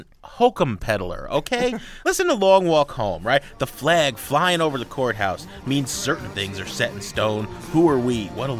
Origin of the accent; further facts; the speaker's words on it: Jersey City, New Jersey, United States; My dad grew up in Asbury Park, New Jersey. I grew up in Jersey City, New Jersey.